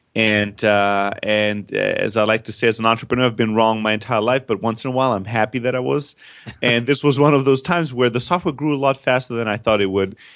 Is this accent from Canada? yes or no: no; Germany; moved away; also born or lived in Greece; I'm originally from Greece. I grew up in Germany